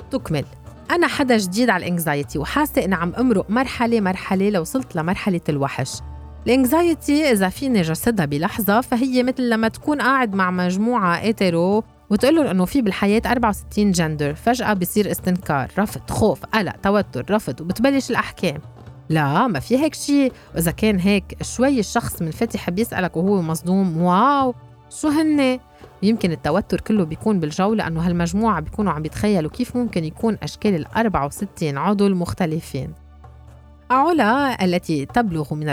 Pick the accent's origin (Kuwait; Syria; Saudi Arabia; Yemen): Syria; now in Berlin, Germany; كفلسطينية سورية تعيش في برلين